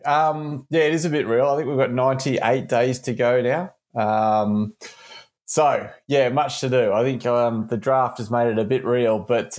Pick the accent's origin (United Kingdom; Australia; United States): Australia; my first job was actually as a kit man with the England cricket team, which as an Australian growing up, there's that visceral, you know, dislike and trust of the England team